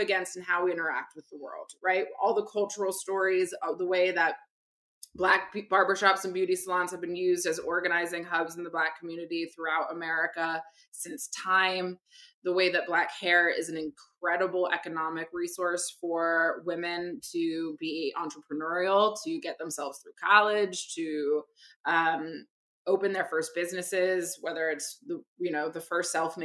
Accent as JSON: {"language": "English", "country": "Barbados", "said": "my family's from the Caribbean, I'm from Barbados."}